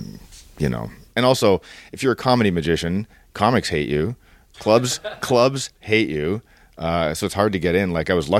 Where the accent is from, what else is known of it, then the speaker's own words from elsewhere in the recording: Toronto, Ontario, Canada; So I'm from downtown Toronto, and that's okay. Where I grew up.